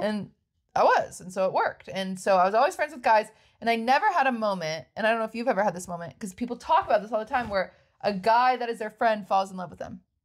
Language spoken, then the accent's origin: English; Washington, United States; moved away as an adult; now in California, United States; I'm from Washington